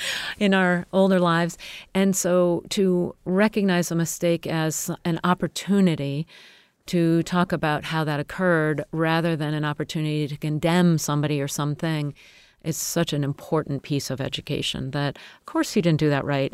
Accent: United States

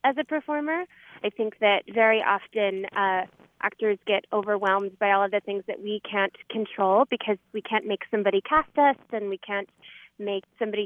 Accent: Culpeper, Virginia, United States; moved away as an adult; also born or lived in Winchester, Virginia; now in New York City, United States; I'm originally from Culpeper, Virginia.

